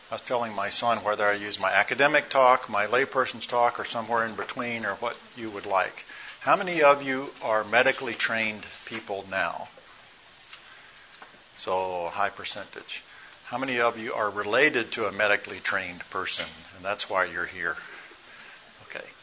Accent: Nigeria; born there; I'm a missionary kid, one that mostly grew up. I was born in Nigeria my parents were missionaries.

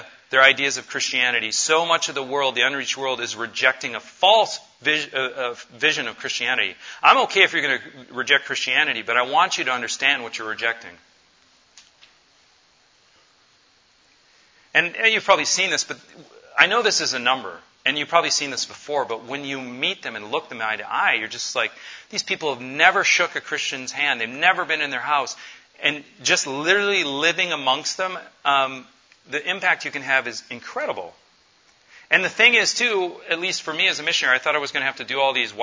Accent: United States; I was born an American in the 70s

